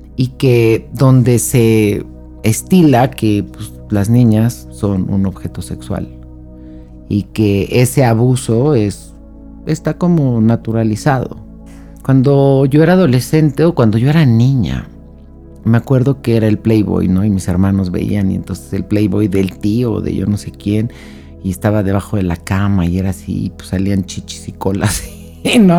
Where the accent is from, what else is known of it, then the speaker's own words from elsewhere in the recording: Mexico; mi país, en México